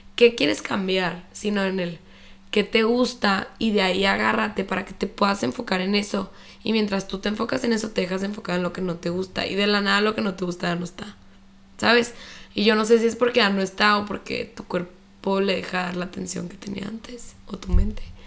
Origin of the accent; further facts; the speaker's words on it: Chihuahua, Mexico; moved away as an adult; also born or lived in Mexico City; soy de Chihuahua, viví aquí toda mi vida, pero después me fui a vivir a la Ciudad de México